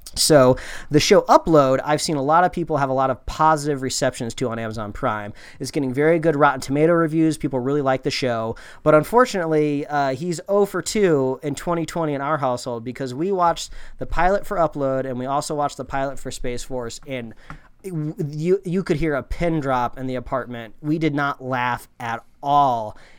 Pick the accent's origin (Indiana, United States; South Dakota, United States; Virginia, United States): Indiana, United States; growing up in Indiana, uh, every T V show and movie you ever watched growing up called it the D M V. In Indiana, it's called the B M V